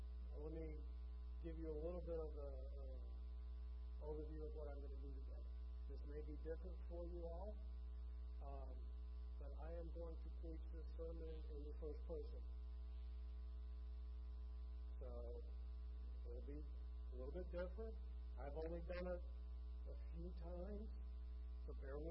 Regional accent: Michigan, United States; moved away as an adult; This is the longest place I have lived in one place since I was born and raised in Michigan. I left home when I was 18, just after high school.

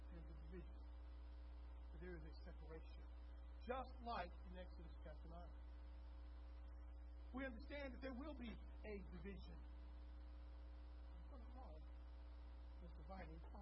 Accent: Texas, United States; we're from Texas, so when we say cattle, we often think of longhorns

